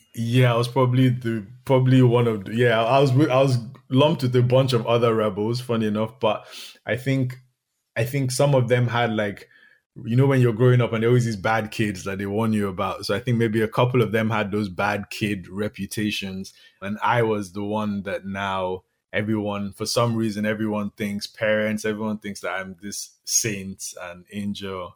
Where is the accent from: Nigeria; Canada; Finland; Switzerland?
Nigeria; moved away; also born or lived in Dublin, Ireland; I'm from Nigeria.